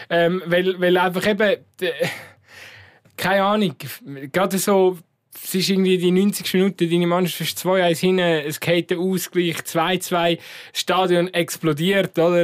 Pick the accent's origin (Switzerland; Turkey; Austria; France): Switzerland; bei uns in der Schweiz